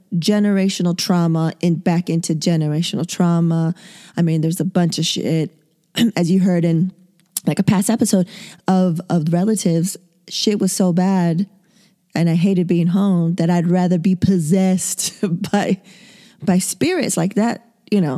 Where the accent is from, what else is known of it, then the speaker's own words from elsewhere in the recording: San Diego, California, United States; born and raised in San Diego, two eggs away from the border